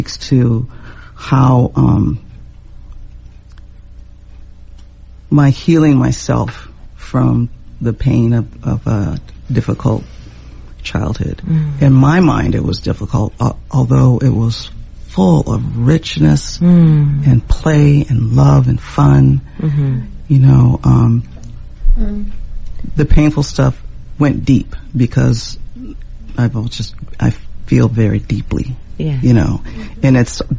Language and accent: English; San Jose, California, United States; growing up in San Jose, bordering Los Gatos